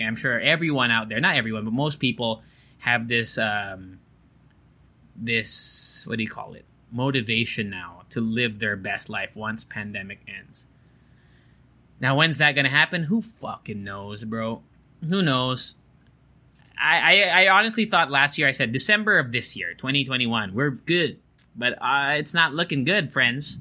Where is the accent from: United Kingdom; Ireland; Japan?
Japan; moved away; growing up in Japan